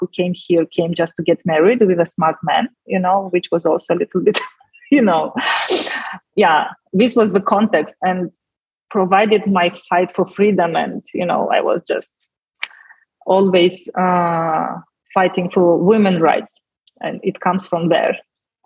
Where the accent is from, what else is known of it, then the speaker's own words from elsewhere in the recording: Moldova; first language Russian; English is a second language; when Moldova gained independence, so it happened in August. And on 5th of September, I went to Romanian school